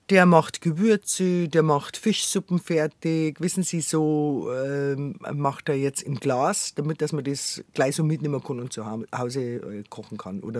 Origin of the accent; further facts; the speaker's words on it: Bavaria, Germany; accent: Bavarian; Ich habe direkt ein bisschen Angst, dass es zu bayerisch dann redet, gell?